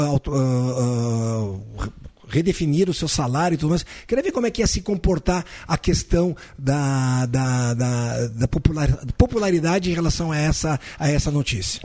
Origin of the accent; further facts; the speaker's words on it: Caxias do Sul, Rio Grande do Sul, Brazil; now in Santa Cruz do Sul, Brazil; eu sou de Caxias do Sul, natural de Caxias do Sul, estou há mais de 40 anos aqui em Santa Cruz do Sul